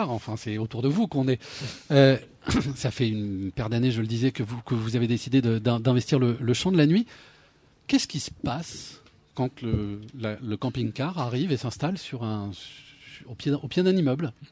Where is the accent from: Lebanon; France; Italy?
France; Normandy; Je viens de Normandie